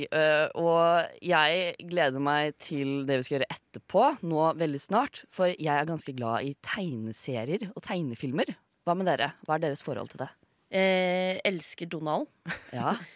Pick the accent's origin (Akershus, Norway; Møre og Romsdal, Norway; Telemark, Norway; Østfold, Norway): Østfold, Norway; Fredrikstad; moved away; jeg er jo selv fra Fredrikstad. og jeg husker uh, Fredrikstad Animation Festival fra mine dager da jeg selv bodde, bodde i Fredrikstad.